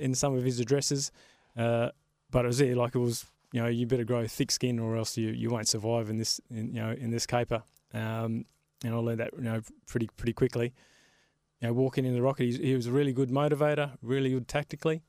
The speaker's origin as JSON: {"language": "English", "town": "Carnarvon", "region": "Western Australia", "country": "Australia", "tie": "born or raised there", "also_born_or_lived": "Sydney", "moved": "yes", "said": "when I grew up in Carnarvon"}